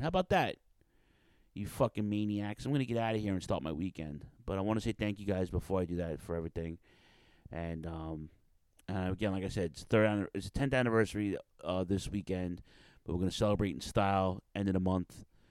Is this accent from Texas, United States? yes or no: no; New York City, New York, United States; Queens, shout out to Queens, my hometown